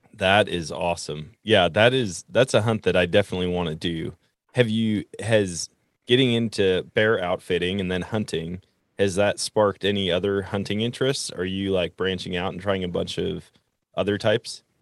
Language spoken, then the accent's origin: English; Wisconsin, United States; I grew up in Wisconsin